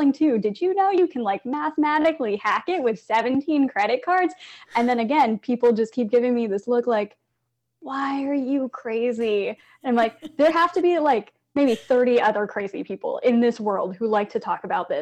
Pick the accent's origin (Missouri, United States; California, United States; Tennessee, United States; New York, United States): Missouri, United States; Blue Springs; growing up in Blue Springs, Missouri, as like an Asian math nerd